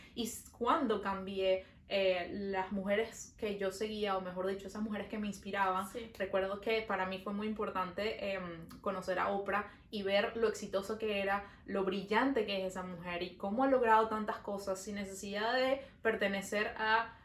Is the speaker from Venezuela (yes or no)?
yes; Venezuela; now in Montreal, Canada